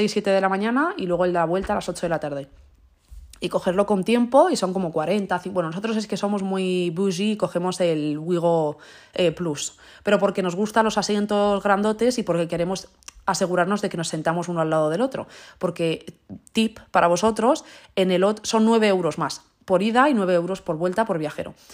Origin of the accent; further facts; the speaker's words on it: Spain; En plan, soy española y leo las palabras en inglés como si fuesen español.